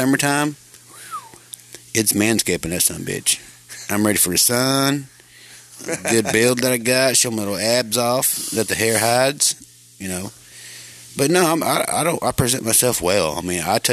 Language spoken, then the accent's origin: English; Arkansas, United States; Here I am in my hometown